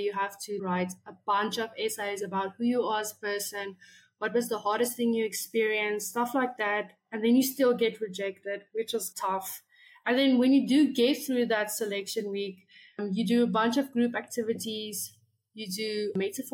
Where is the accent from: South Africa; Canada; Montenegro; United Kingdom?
South Africa; So I am from South Africa.